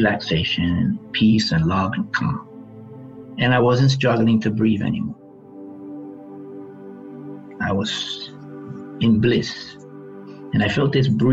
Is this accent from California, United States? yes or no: no; New York City, New York, United States; I grew up in the South Bronx